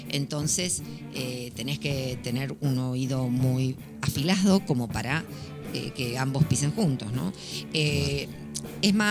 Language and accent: Spanish; Buenos Aires, Argentina; baila tan bien como cualquier porteño o porteña o bonaerense, mm. como, en mi caso.